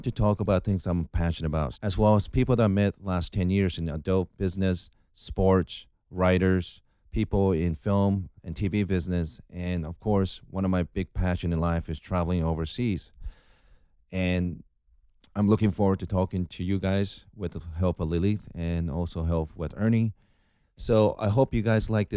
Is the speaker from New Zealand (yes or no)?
no; Japan; moved away as an adult; now in Los Angeles, United States; My background is I'm originally from Japan.